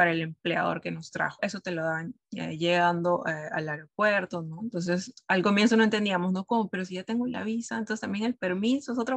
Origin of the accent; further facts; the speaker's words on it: Peru; also born or lived in Brazil; now in Canada; Bueno, en el caso de Perú a Brasil fue mucho más, más fácil, digamos. Como mencioné, nosotros tenemos, podemos tener acceso a la visa Mercosur que te permite eh, trabajar, estudiar.